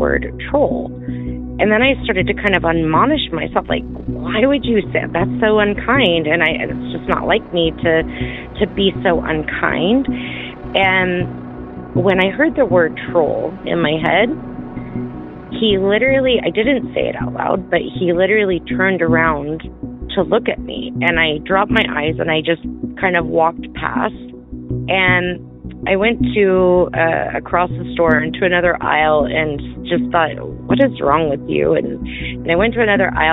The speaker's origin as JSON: {"language": "English", "town": "St. George", "region": "Utah", "country": "United States", "said": "I am from St. George, Utah."}